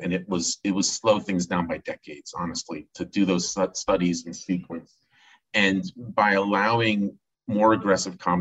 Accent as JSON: {"language": "English", "region": "New Jersey", "country": "United States", "tie": "born or raised there", "moved": "yes", "lives_now": "Pittsburgh, United States", "said": "Growing up in New Jersey, as a third grader"}